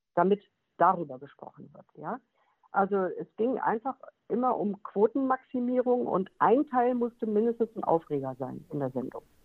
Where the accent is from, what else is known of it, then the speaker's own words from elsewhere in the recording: Bottrop, North Rhine-Westphalia, Germany; moved away; in Bottrop im äh, Moviepark, also in meiner alten Heimat